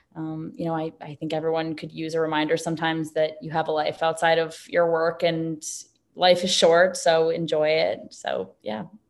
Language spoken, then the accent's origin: English; New York City, New York, United States; also born or lived in Los Angeles, California; I myself was born and raised in New York City